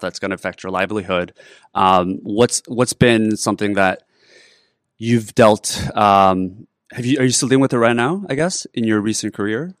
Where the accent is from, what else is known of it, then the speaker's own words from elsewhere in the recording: Canada; I grew up in Canada